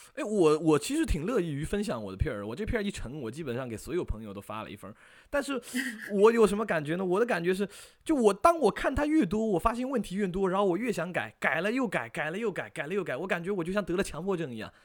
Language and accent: Chinese; Fuzhou, Fujian, China; 然后是福建福州人